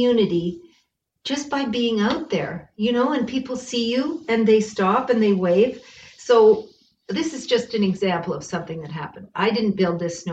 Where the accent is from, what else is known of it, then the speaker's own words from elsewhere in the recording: Bracebridge, Ontario, Canada; now in Winnipeg, Canada; I'm from Ontario. I'm from Muskoka, and I came from a very friendly, wonderful community there called Bracebridge